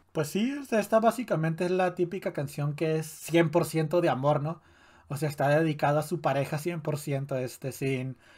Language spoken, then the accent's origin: Spanish; Ciudad Juárez, Chihuahua, Mexico; en Juárez no es muy común que haya albercas en, en las casas, ¿no? Mm, ni en los vecindarios, ni en, ni en el parque de tu, de, tu, de tu barrio